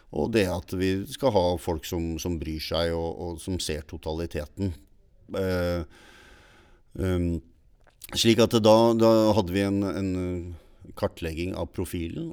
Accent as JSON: {"language": "Norwegian", "town": "Stavanger", "region": "Rogaland", "country": "Norway", "tie": "born or raised there", "moved": "yes", "lives_now": "Larvik, Norway", "said": "jeg er oppvokst i Stavanger"}